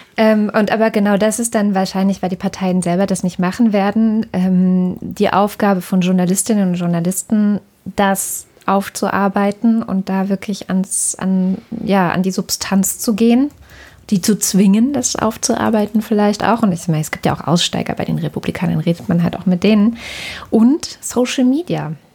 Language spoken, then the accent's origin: German; Germany; Auch bei uns in Deutschland